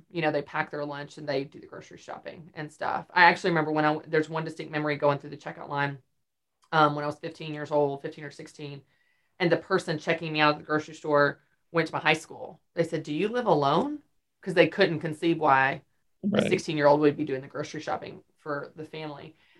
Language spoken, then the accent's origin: English; Nashville, Tennessee, United States; I don't even have to move. I'm from Nashville.